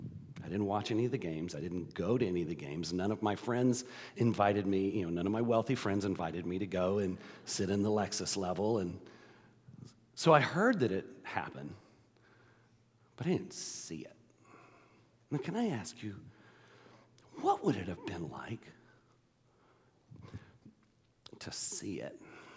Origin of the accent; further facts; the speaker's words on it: Texas, United States; now in Georgia, United States; We moved to Georgia in 1978, and it was late 78, and I came from Texas, and of course, I was not a Longhorns fan.